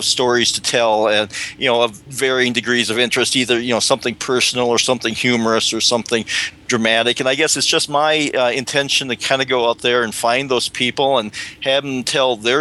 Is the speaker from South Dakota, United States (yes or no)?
yes; South Dakota, United States; I grew up in South Dakota during the 60s